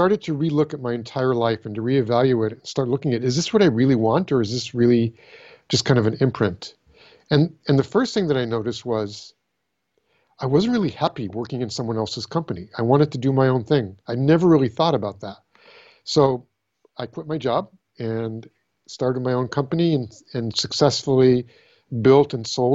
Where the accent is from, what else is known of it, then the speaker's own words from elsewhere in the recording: California, United States; So I was born in California